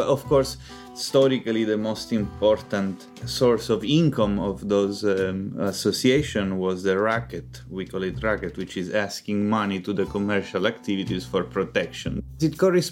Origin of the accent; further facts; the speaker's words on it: Palermo, Sicily, Italy; I'm from Palermo, which is the biggest city in Sicily